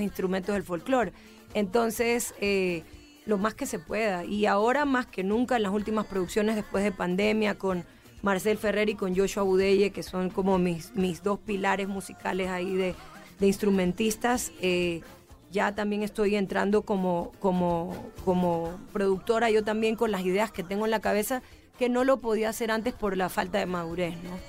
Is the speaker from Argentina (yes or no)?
no; Guayaquil, Guayas, Ecuador; Nosotros venimos desde Guayaquil, que es el puerto principal, pero tengo raíces de la parte de la sierra